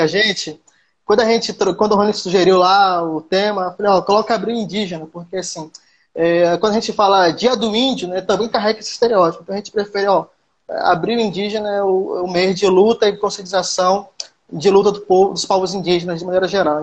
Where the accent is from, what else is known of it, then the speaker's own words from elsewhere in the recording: Pataxó village near Prado, Bahia, Brazil; eu sou índio, eu sou da minha aldeia